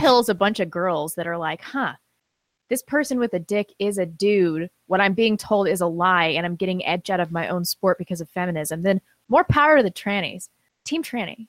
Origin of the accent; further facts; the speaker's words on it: Missouri, United States; I grew up in Missouri